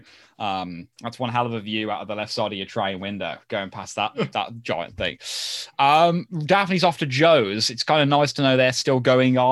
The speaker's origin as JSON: {"language": "English", "country": "United Kingdom", "said": "we're British"}